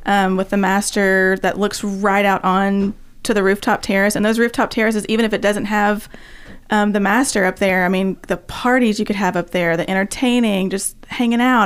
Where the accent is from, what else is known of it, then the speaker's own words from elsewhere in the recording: Nashville, Tennessee, United States; I grew up in East Nashville